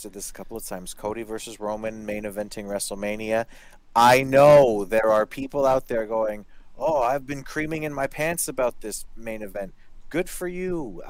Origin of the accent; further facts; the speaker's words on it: Canada; accent: Canadian; moved away; also born or lived in California; I used to get that all the time when I lived in California. People would say, oh, where are you from? I'd say, I'm from Canada.